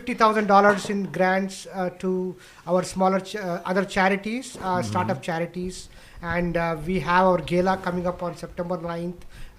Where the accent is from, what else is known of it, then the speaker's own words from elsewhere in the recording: Hyderabad, Telangana, India; moved away as an adult; now in Houston, United States; I'm from Hyderabad, India.